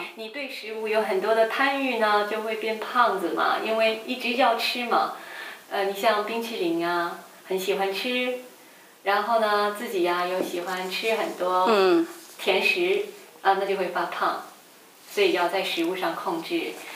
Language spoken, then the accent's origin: Chinese; northern China, China; 因为我是北方人，就是我小的时候呢，就是住在一个院子里面嘛，一个院子里面呢，大概有十几个小朋友